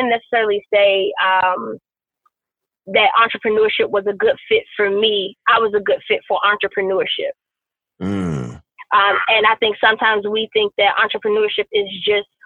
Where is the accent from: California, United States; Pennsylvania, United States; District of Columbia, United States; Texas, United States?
District of Columbia, United States; Washington; I grew up in Southeast DC.